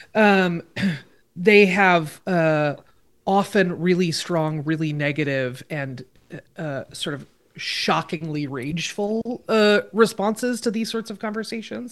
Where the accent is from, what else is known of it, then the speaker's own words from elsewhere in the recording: Oregon, United States; in my home state of Oregon